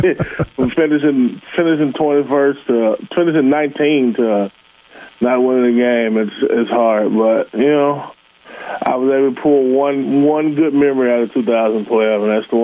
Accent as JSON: {"language": "English", "town": "Memphis", "region": "Tennessee", "country": "United States", "tie": "born or raised there"}